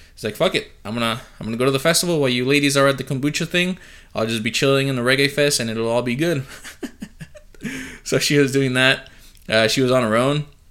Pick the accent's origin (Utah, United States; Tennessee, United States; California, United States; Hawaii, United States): California, United States; San Diego; also born or lived in Chula Vista; I'm from San Diego.